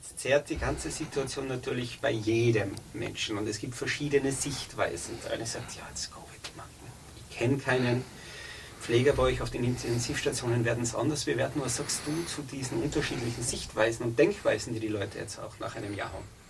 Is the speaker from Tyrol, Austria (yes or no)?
yes; Tyrol, Austria; bei uns in Tirol